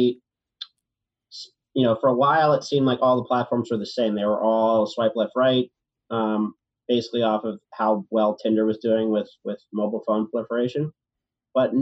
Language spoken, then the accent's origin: English; Richmond, Virginia, United States; now in New York, United States; I'm from Richmond, Virginia